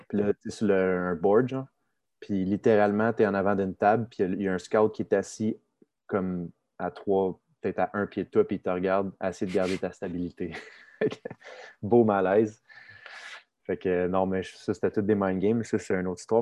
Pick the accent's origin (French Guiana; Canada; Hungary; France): Canada; Saint-Eustache, Quebec; also born or lived in Sainte-Marthe-sur-le-Lac; j'ai grandi dans Saint-Eustache, de montagne saint marthe sur le lac